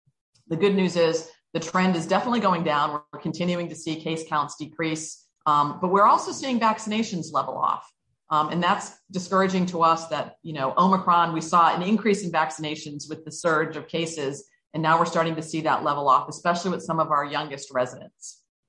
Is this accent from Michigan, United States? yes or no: no; Hawaii, United States; born there; now in Salem, United States; You know, I'm not a Salem native. I'm actually a Navy brat. My dad is from Lynn. I was born in Hawaii, lived on both coasts. I came to Salem to go to school